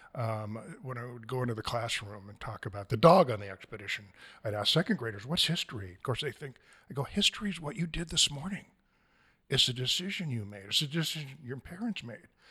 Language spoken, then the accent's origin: English; Stevenson, Washington, United States; moved away as an adult; now in Astoria, United States; I grew up in the Columbia Gorge, the thriving metropolis of Stevenson, Washington